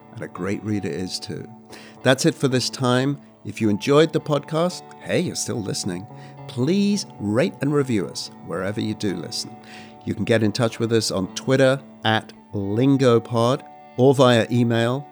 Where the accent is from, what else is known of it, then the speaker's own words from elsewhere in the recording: England, United Kingdom; I grew up in England